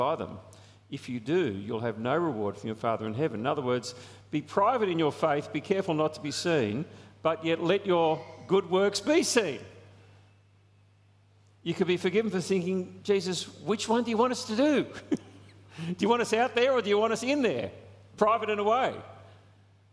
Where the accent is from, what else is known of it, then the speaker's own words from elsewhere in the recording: Australia; There's a sense of national pride that we have as Australians. I mean, I love being an Australian. I love our country.